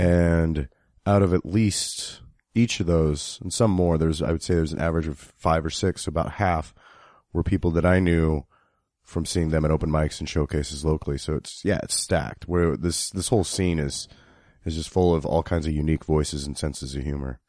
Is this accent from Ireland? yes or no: no; Kansas City, United States; I'm from Kansas City, which is right in the middle of it